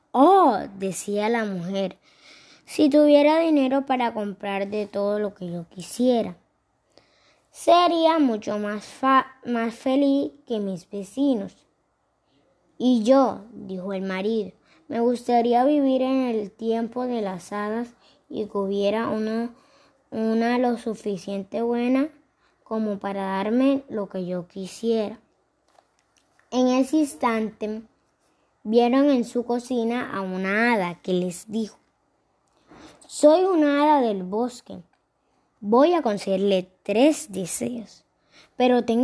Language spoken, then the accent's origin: Spanish; Lorica, Córdoba, Colombia; born there; Nací en Lorica, en el Hospital San Vicente de Paul.